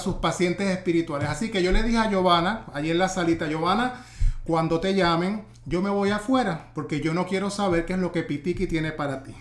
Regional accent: Ponce, Puerto Rico; en mi pueblo, en Ponce

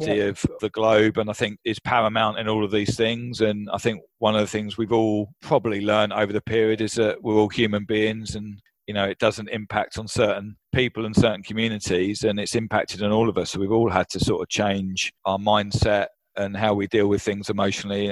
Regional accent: Brighton, South East England, United Kingdom; moved away as an adult; now in Kuala Lumpur, Malaysia; I was originally from Brighton in the UK

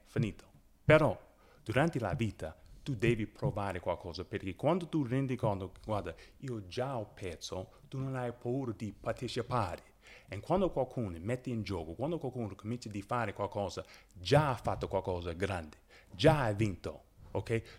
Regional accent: Chicago, Illinois, United States; first language English; Italian is a second language; moved away as an adult; also born or lived in Orlando / Avellino; now in Italy; io vengo da Westside

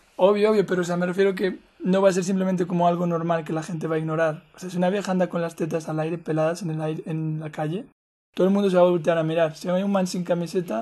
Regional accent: Spain; moved away; also born or lived in Colombia; yo crecí en España, ¿no? Por muchos años

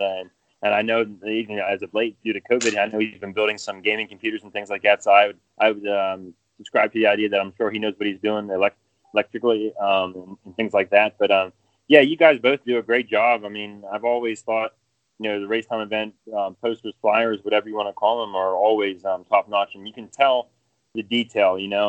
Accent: central Pennsylvania, United States; now in Greensboro area, United States; I was about 3 hours from there uh, towards the center part of the state

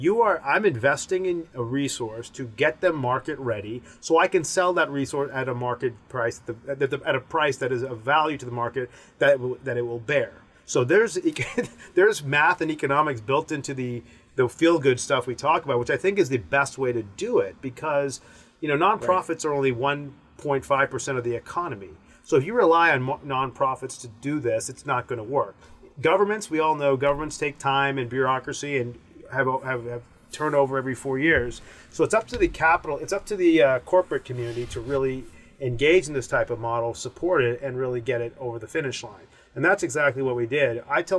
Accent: Owensboro, Kentucky, United States; I'm my parents are from India. I was born in Owensboro, Kentucky.

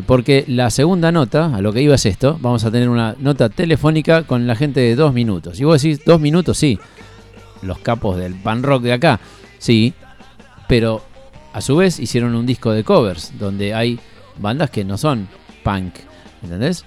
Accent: Aldo Bonzi, Buenos Aires Province, Argentina; yo soy del oeste, yo soy de Aldo Bonzi, sigo viviendo en la misma casa eh, desde que tengo uso de razón

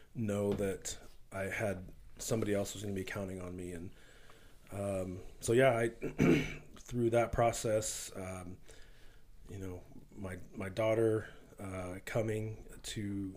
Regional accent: Wichita, Kansas, United States; So I grew up here in Wichita

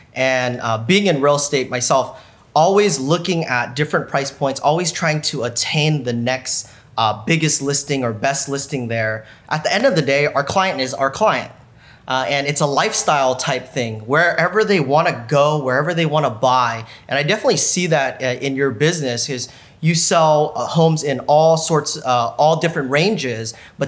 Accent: Sacramento, California, United States; that's my hometown.

